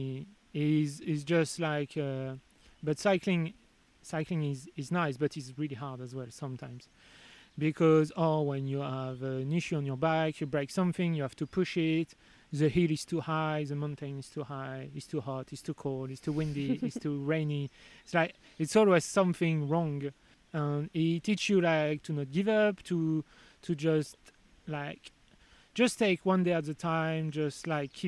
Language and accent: English; France; English is a second language; moved away as an adult; also born or lived in Sheffield, England; now in England; I was from France, I was arriving in England